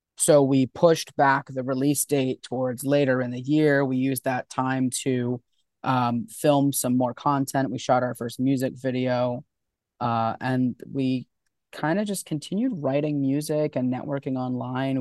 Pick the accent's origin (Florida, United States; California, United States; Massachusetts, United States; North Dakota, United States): Florida, United States; also born or lived in New York; I grew up down here. I've, I've been living in Florida since I was, like, three years old